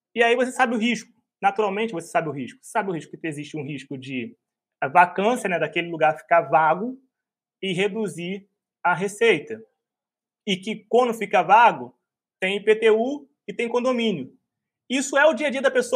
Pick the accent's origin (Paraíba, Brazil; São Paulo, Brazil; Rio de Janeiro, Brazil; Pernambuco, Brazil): Rio de Janeiro, Brazil; eu sou um carioca